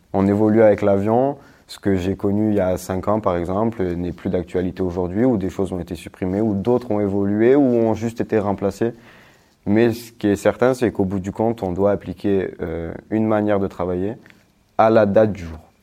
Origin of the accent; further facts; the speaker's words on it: Corsica, France; moved away as an adult; now in Saint-Dizier, France; je suis corse.